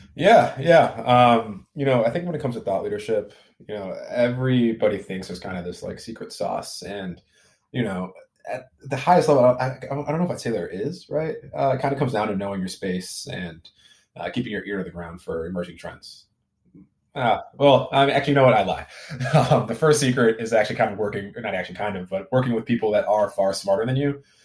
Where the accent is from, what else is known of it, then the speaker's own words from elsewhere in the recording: Midwest, United States; now in Silicon Valley, United States; I'm originally from the Midwest